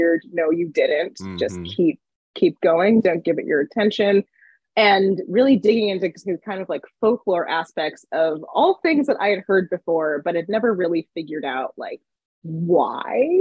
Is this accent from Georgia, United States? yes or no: no; Johnstown, Pennsylvania, United States; moved away as an adult; I grew up in Johnstown, Pennsylvania